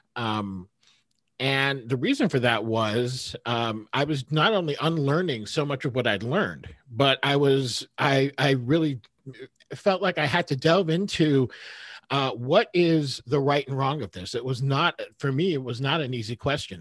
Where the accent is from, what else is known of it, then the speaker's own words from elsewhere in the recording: New York, United States; I was raised Orthodox Jewish in New York